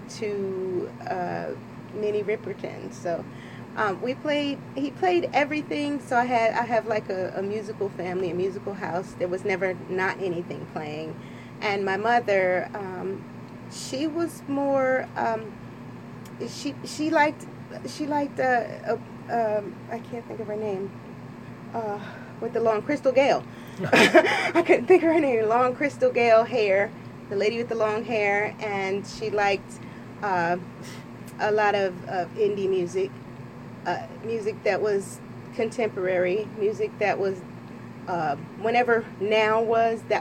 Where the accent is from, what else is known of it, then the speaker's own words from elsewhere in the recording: Trenton, New Jersey, United States; also born or lived in North Carolina; I'm originally from Trenton in the Hiltonia section. I went to Trenton schools. I cheered for Trenton High